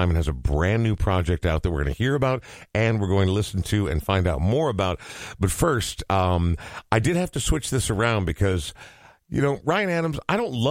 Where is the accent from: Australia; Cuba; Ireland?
Ireland; Uh, also, as an Irishman, yes, very relatable.